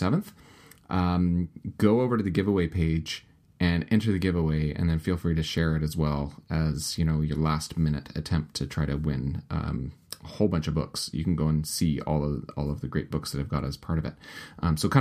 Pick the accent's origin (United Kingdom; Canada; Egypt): Canada; Winnipeg, Manitoba; also happens to be a pastor in Winnipeg, my hometown